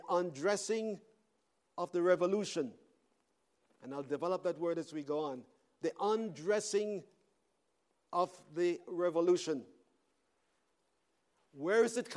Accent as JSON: {"language": "English", "country": "Canada", "said": "I am a Canadian."}